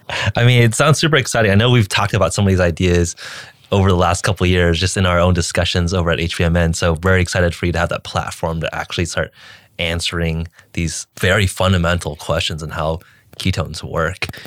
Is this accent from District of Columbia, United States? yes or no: no; California, United States; I'm American and born, raised, grew up in California